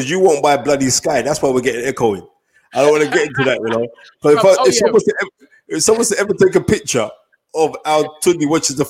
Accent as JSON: {"language": "English", "country": "Nigeria", "said": "I know for a fact that I'm Nigerian."}